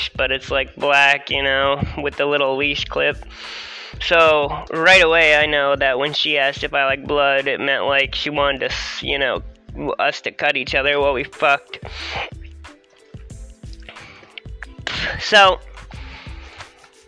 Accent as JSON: {"language": "English", "town": "Harrisonburg", "region": "Virginia", "country": "United States", "said": "I'm from Virginia"}